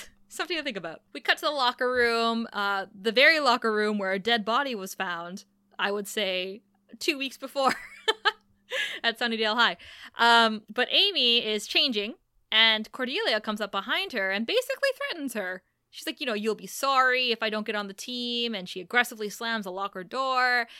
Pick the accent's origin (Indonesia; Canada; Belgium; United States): Canada; Thunder Bay, Ontario; born or raised there